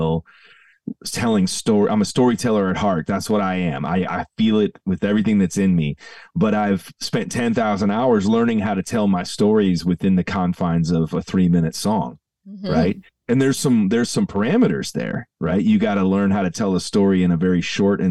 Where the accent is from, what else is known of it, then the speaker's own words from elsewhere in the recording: Downers Grove, Illinois, United States; I grew up in the Chicago suburbs, and my dad and mom pastored at the same church for 38 years. So my entire childhood was spent in the front row of the same church on Hobson Road. in Downers Grove, Illinois